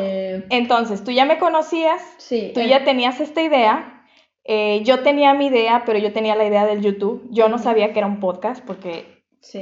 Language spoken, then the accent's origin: Spanish; Mexico; now in Belgium; soy mexicana y vivo en Bélgica